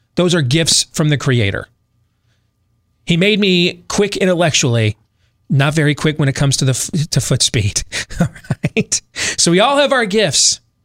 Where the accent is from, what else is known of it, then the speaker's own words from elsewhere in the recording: United States; I'm not British, I'm an American